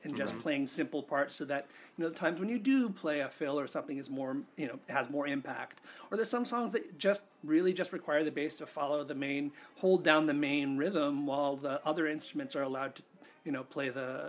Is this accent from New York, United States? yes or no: yes; New York, United States; also born or lived in Connecticut / Rhode Island; At that point, you know, I grew up in New York. Excuse, Connecticut, Rhode Island. Back and forth to New York, trips to Germany. My dad's from Germany. But really not a lot of experience of the rest of the United States.